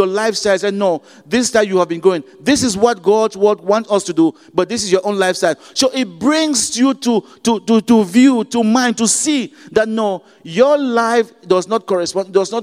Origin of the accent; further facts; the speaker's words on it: Cameroon; moved away; I'm from Cameroon